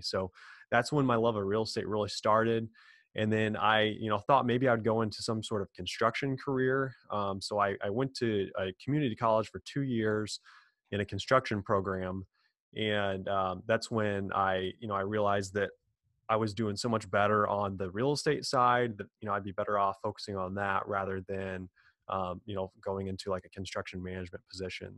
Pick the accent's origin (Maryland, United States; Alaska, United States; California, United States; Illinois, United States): Illinois, United States; Quincy; born and raised in a small town, Quincy, Illinois, kind of in the middle of nowhere, uh, north of St. Louis, Missouri, about two hours.